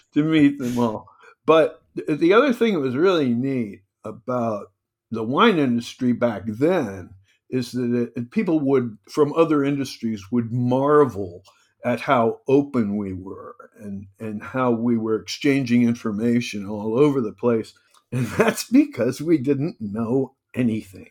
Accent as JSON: {"language": "English", "region": "New Jersey", "country": "United States", "moved": "yes", "lives_now": "California, United States", "said": "I'm from Jersey"}